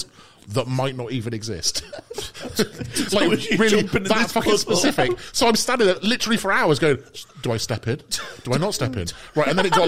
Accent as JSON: {"language": "English", "town": "Cheltenham", "region": "South West England", "country": "United Kingdom", "tie": "born or raised there", "said": "I grew up in Cheltenham"}